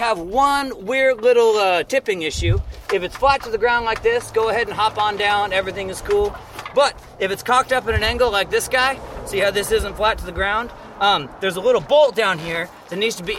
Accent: Baker City, Oregon, United States; also born or lived in Newport, Oregon / Taiwan; originally, I'm from Newport, Oregon, but really Baker City, Oregon. We moved over there when I was pretty little

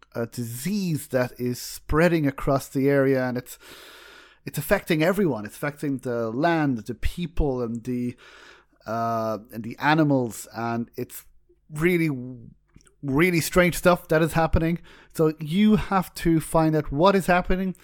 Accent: Ireland; We're both Irish

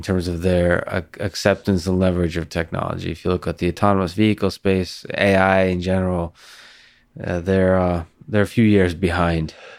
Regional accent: Moscow, Russia; now in Boston, United States; I grew up in Moscow

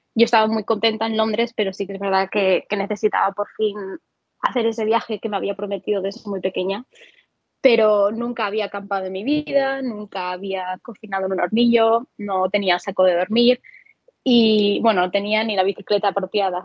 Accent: Valencian Community, Spain; moved away; madre mía, si alguien me oyese aquí de Valencia

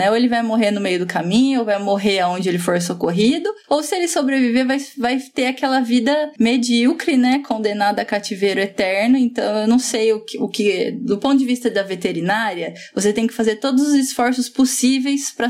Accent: São Raimundo Nonato, Piauí, Brazil; sou de São Raimundo Nonato, Piauí

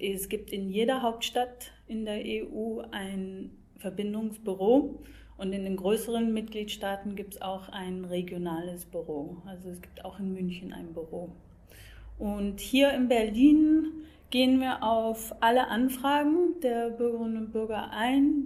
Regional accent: Scotland, United Kingdom; moved away; ich komme selbst aus Schottland

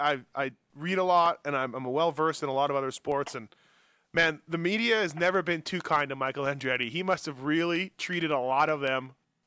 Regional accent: Canada; now in Las Vegas, United States; obviously being Canadian

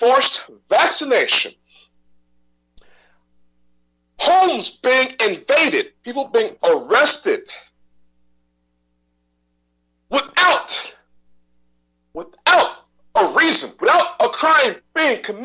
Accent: Texas, United States; I'm a Texan

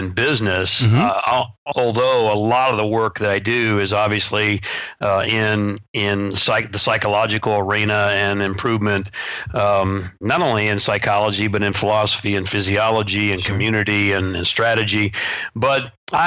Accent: the Bible Belt, United States; when I was growing up in the Bible Belt. I'm actually the buckle of the Bible Belt

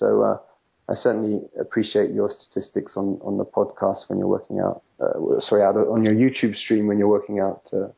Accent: England, United Kingdom; also born or lived in France; now in United States; Well, I left England in 2003, but I didn't come straight to the US. I actually lived for 3.5 years in France, in the south of France near Nice.

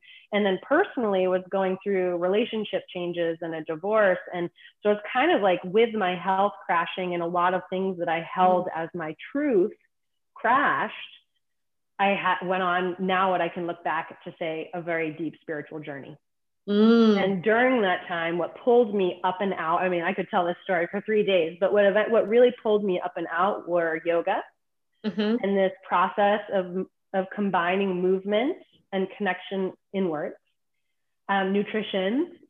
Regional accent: East Coast, United States; And I grew up on the East Coast.

